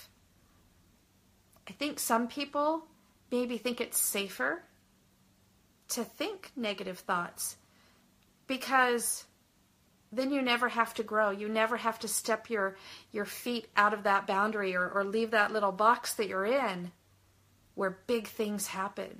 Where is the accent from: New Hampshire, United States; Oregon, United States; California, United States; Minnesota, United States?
California, United States; Southern; I grew up in Southern California